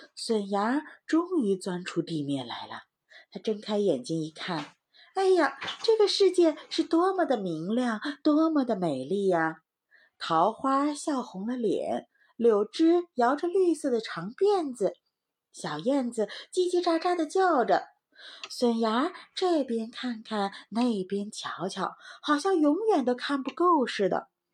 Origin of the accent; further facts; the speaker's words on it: Heilongjiang, China; moved away; 我是在黑龙江长大的